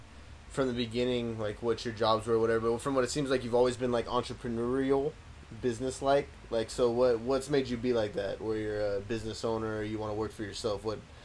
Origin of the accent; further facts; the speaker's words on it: Chicago, Illinois, United States; Damn, I grew up in Chicago in the 90s.